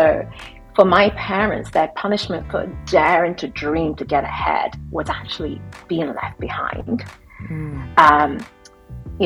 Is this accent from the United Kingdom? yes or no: yes; United Kingdom; I'm British